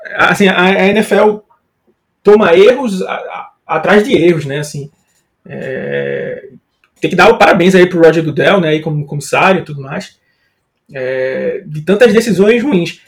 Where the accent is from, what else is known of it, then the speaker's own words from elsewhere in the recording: Northeast Region, Brazil; eu não sou de São Paulo, né? Nem de Minas Gerais como o Otávio, né? Sou nordestino